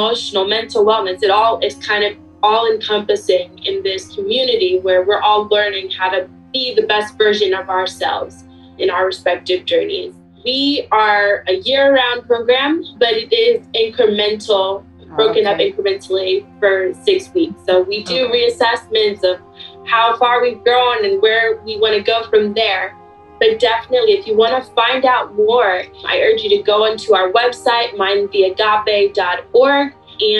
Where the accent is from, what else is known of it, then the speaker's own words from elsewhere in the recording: Washington, District of Columbia, United States; I'm originally from Washington, D.C., now about 15 minutes outside of it